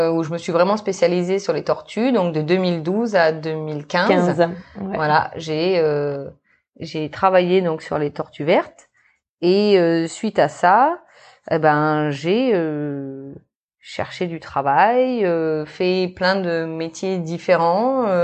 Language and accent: French; New Caledonia; also born or lived in Australia; je suis née en Australie, mm-hmm. donc euh, il y a de cela maintenant 34 ans, d'un papa australien et d'une maman métro. Et euh, après euh, quelques années euh, passées en Australie, eh ben, on est venu s'installer en Nouvelle-Calédonie, donc euh, en 1990.